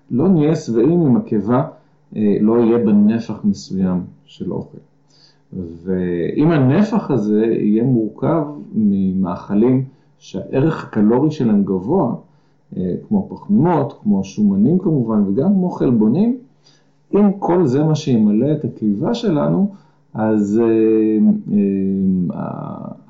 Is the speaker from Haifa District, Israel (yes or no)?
yes; Gan Shmuel, Haifa District, Israel; אני במקור קיבוצניק, אני מקיבוץ אה, גן שמואל, אה, עזבתי את הקיבוץ בגיל 26